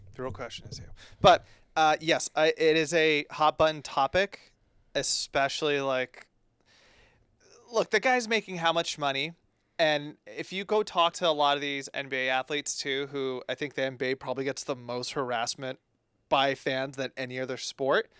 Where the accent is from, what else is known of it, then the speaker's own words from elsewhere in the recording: East Bay, California, United States; our time growing up in the East Bay